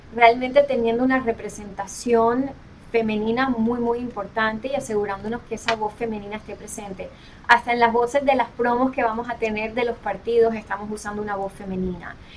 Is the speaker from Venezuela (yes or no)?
no; Colombia; now in United States; soy colombiana